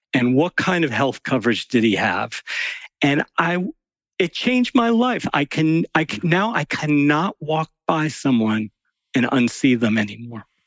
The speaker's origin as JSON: {"language": "English", "region": "New York City suburbs", "country": "United States", "tie": "born or raised there", "said": "I was sort of a bookish kid growing up in the New York City suburbs"}